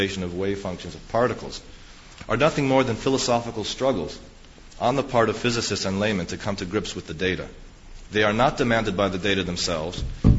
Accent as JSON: {"language": "English", "country": "United States", "tie": "born or raised there", "said": "New York, which is just 20 miles away from where I grew up. And so New York is kind of my home city, not my hometown, but my home city"}